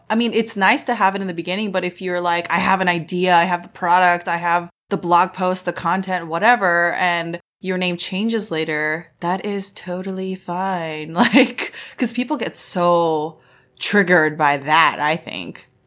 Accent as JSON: {"language": "English", "country": "United States", "said": "I'm an American Korean."}